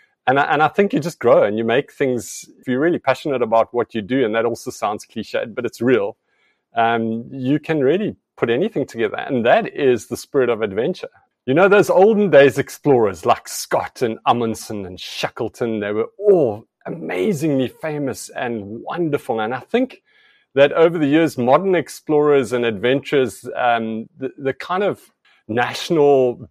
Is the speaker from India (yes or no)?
no; Namibia; And I think personally for myself, I grew up in Southeast Africa, Namibia.